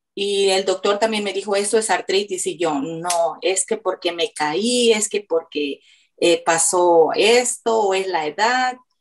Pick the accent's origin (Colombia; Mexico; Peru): Mexico; soy mexicana